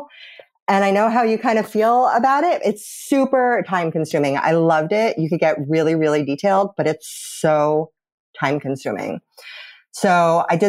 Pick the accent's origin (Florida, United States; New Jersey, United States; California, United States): New Jersey, United States; Born and raised in New Jersey.